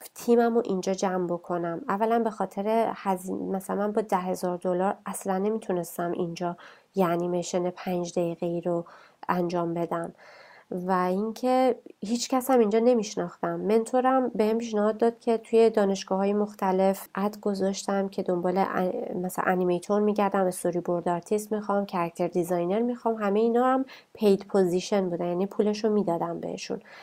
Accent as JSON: {"language": "Persian", "country": "Iran", "tie": "born or raised there", "also_born_or_lived": "North Vancouver, Canada", "moved": "as an adult", "lives_now": "Vancouver, Canada", "said": "ما تو ایران بزرگ شدیم"}